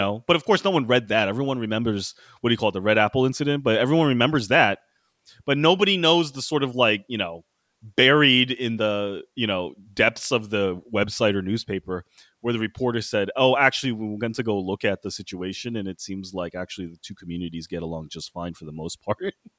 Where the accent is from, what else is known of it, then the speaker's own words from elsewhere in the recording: Maryland suburbs of D.C., United States; now in New York City, United States; I grew up in the Maryland suburbs of D C